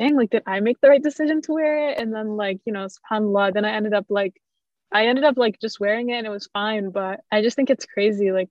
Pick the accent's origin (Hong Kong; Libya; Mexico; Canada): Canada; also born or lived in Jordan; I was born in Jordan, but I only lived there for like the first 5 years of my life. And then we moved to Canada